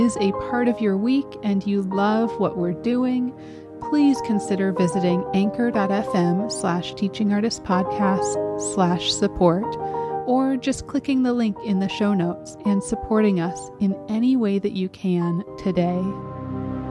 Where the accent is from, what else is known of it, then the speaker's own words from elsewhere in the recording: Montana, United States; moved away; I grew up in Montana